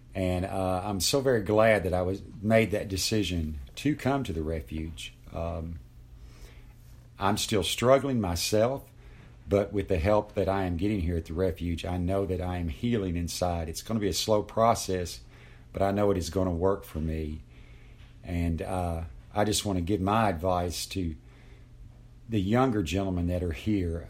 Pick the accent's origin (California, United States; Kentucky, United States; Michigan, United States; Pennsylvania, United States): Kentucky, United States; Lexington; I'm sixty-three years old, and I'm from Lexington, Kentucky